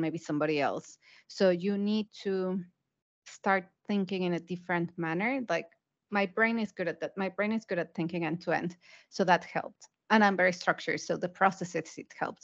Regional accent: Mexico; moved away as an adult; also born or lived in United Kingdom / Asia; I'm originally from Mexico, so I started my career in a Mexican development bank.

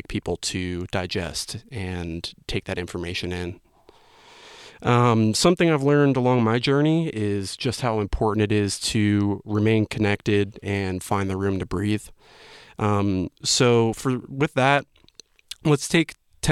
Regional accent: New Jersey, United States; now in Asheville, United States; I was born and raised in New Jersey

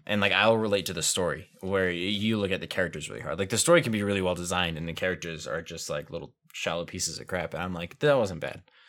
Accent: United States; I am an American

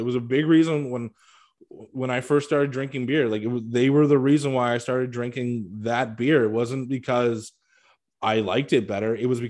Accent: Canada; I am Canadian.

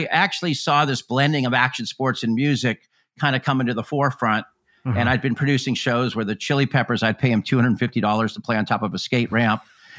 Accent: Claremont, California, United States; I grew up in Claremont, California, which is east of Los Angeles, about an hour. There wasn't really a scene out there.

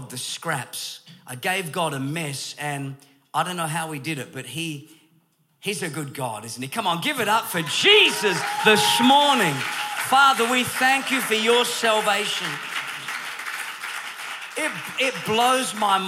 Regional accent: Perth, Western Australia, Australia; I am from Australia, born in Perth, Western Australia

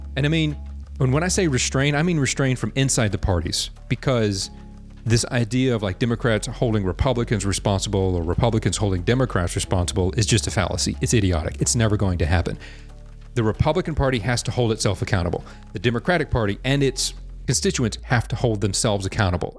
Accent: United States; the American people, by the way, we number over 300 million

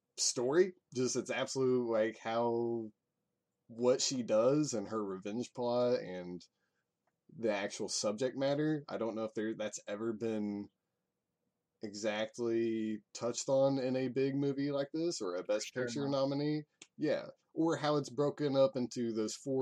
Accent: United States; American-educated white kid

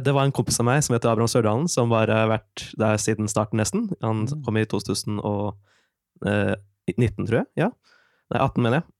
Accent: Oslo, Norway; moved away as an adult; now in Trondheim, Norway; Jeg kommer egentlig fra Oslo

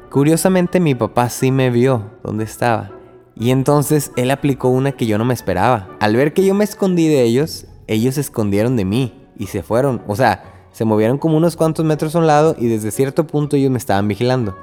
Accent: Río Bravo, Tamaulipas, Mexico; moved away as an adult; now in Corpus Christi, United States; yo soy de Río Bravo, Tamaulipas, y estoy aquí en casa de mis papás, mi casa

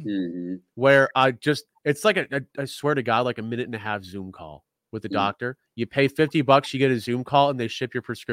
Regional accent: Denver, Colorado, United States; moved away; my hometown, bro. The 303.

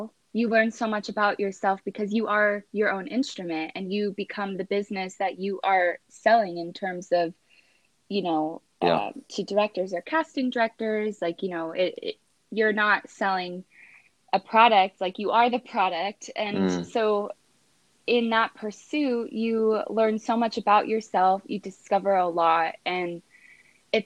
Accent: East Coast, United States; moved away as an adult; now in Los Angeles, United States; I'm originally from the East Coast and I've been in LA for 5 years.

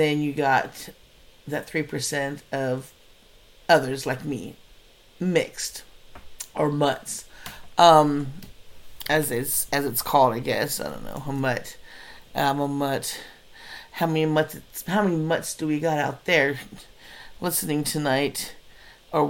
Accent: Orange County, California, United States; moved away; also born or lived in Riverside, California; I came from Orange County and moved to, apparently, the ghetto of Riverside, Cali at that time

